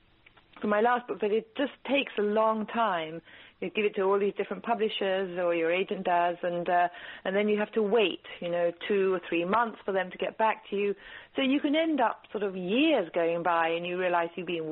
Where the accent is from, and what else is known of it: England, United Kingdom; born or raised there; also born or lived in East Africa